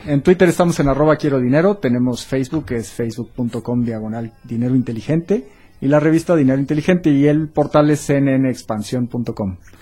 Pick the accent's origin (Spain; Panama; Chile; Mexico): Mexico